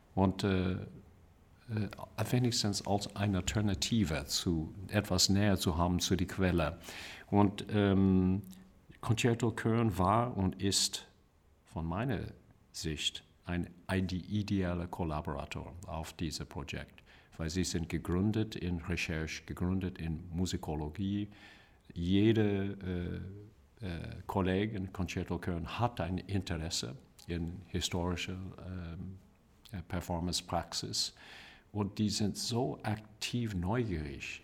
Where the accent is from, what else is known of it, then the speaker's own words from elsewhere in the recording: California, United States; German is a second language; moved away; also born or lived in Bavaria; für mich als ähm, äh, Amerikaner äh, in Kalifornien geboren